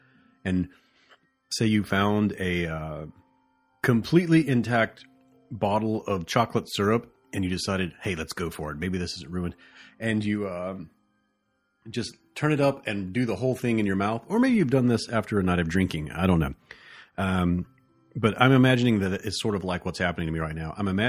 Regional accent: the South, United States; accent: southern; it's so good that it's making my southern accent just, be unrepressed.

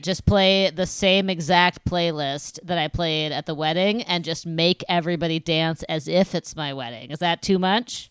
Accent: Midwest, United States; as a Midwesterner

